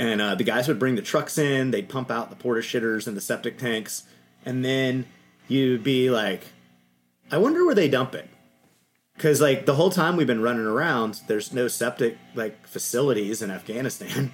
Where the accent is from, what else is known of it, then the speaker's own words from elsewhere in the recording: Louisiana, Texas, United States; I grew up in Texas, Louisiana